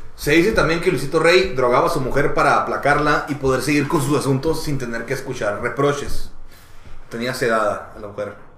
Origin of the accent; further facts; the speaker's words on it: Mexico; en México, en cierta parte, Todavía, antes era más, pero somos muy de que a huevo es mexicano